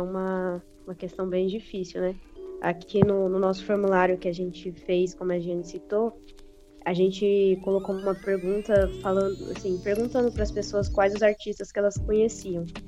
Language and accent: Portuguese; Guarulhos, São Paulo, Brazil; Eu sou do Vilani, Pimentas